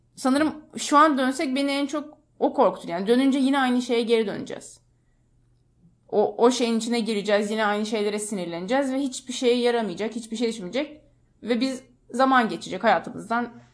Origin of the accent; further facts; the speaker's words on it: Istanbul, Turkey; moved away as an adult; ben İstanbul'da büyüdüm.